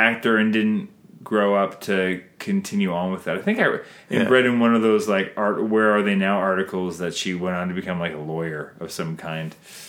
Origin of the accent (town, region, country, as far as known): Canada